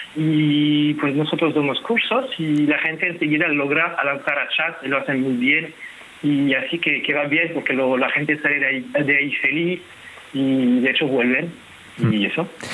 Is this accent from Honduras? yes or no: no; France; Spanish is a second language; now in Spain; yo soy francés